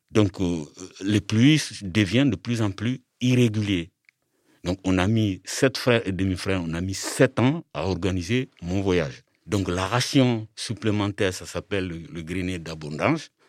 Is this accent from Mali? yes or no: yes; Mali; moved away as an adult; now in France; Alors moi, je suis originaire du Mali. Je suis en France depuis 27 ans. Et avant de partir du Mali, j'ai étudié jusqu'au bac. J'ai fait le bac au Mali en 86.